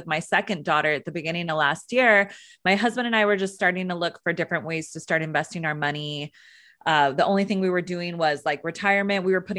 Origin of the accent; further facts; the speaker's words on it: California, United States; I grew up in Northern California. I graduated from Sacramento State University